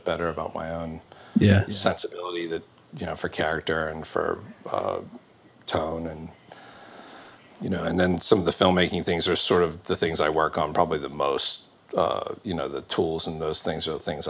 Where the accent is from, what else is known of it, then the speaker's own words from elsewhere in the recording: Baltimore, Maryland, United States; I grew up in Maryland, so around Baltimore.